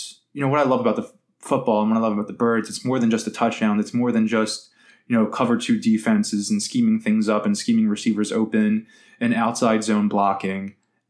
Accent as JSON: {"language": "English", "town": "Philadelphia", "region": "Pennsylvania", "country": "United States", "tie": "born or raised there", "said": "I live in the same neighborhood that I grew up in South Philly."}